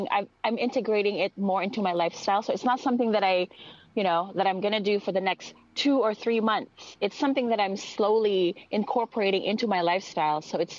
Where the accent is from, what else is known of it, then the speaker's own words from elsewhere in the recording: Philippines; accent: Filipino; English is a second language; Like if I use my Tagalog, my Filipino accent, you would not understand me. Like this is my way of adapting to, you know, a different country, like changing up my accent a little bit.